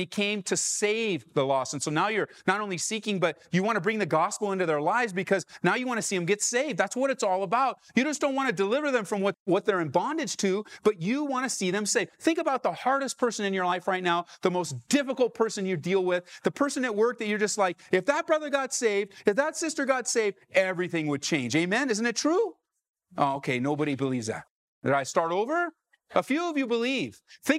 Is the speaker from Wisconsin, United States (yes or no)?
no; California, United States; now in Aurora, United States; I came from Southern California where the gospel is just all over, everywhere, large churches, small churches.